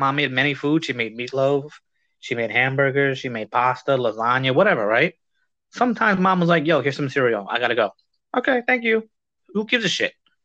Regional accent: New York City, New York, United States; I'm from New York, bro. I'm from the Bronx

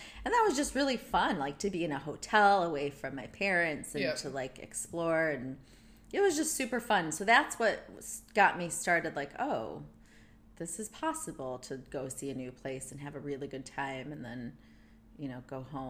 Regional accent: Munster, Indiana, United States; moved away as an adult; also born or lived in San Francisco; now in London, United Kingdom; So I was growing up in Munster, Indiana

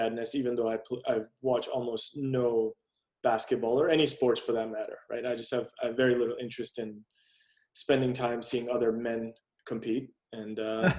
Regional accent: India; being Indian, you know, having spent time there as a kid, also know that it's engraved in our culture

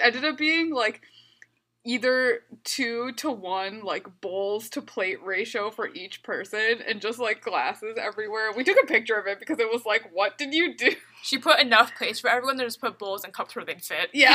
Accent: Midwest, United States; growing up in the Midwest

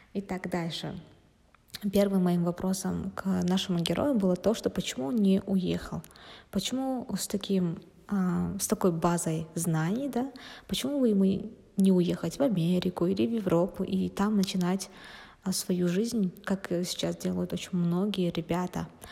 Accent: Kazakhstan; мы же казахи

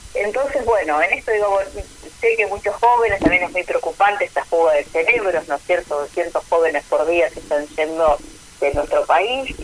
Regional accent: Argentina; como argentinos

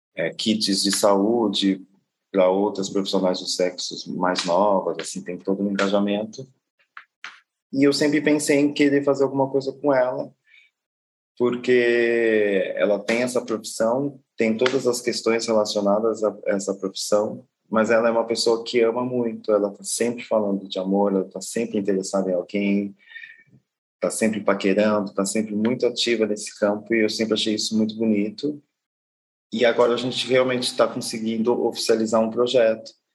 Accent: Guarulhos, São Paulo, Brazil; moved away as an adult; now in São Luís, Brazil; Eu sou nascido em Guarulhos

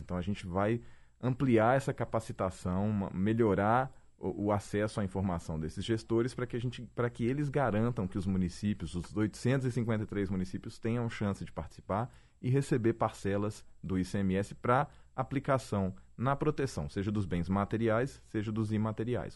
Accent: Minas Gerais, Brazil

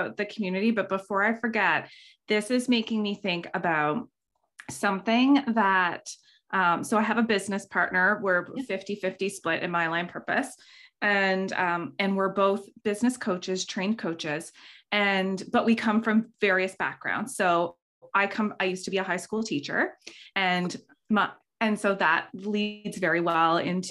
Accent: Canada; We're all Canadian here

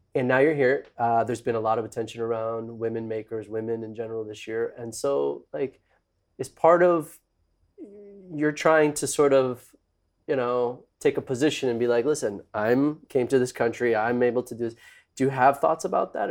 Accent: Mexico; I grew up in Mexico

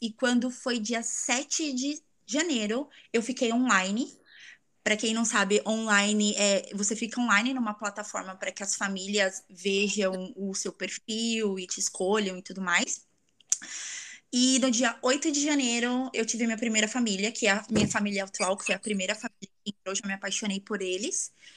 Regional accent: São Paulo, Brazil; moved away as an adult; also born or lived in New Zealand; now in Virginia Beach, United States; eu sou de São Paulo, capital.

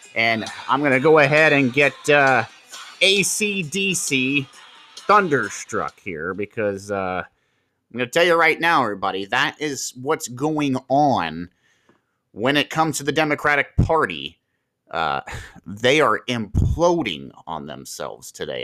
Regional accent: Marion, Ohio, United States; here in my hometown

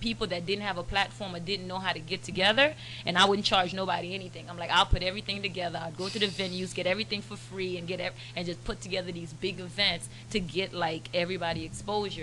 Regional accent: Broward County, South Florida, United States; also born or lived in Turks and Caicos; now in Miami, United States; I grew up in Turks and Caicos and then South Florida, Broward County

